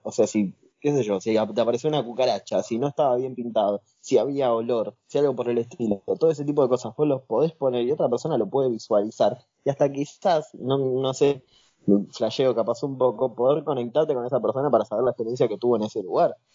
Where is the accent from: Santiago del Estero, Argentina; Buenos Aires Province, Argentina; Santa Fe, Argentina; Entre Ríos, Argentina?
Buenos Aires Province, Argentina; Lomas de Zamora; yo soy de Lomas de Zamora